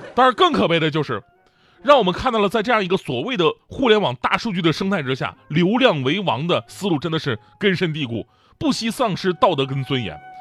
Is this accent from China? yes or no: yes; Northeast China, China; 我作为一个东北人